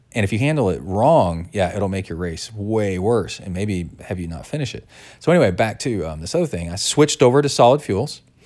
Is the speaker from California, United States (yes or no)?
no; Texas, United States; growing up in Texas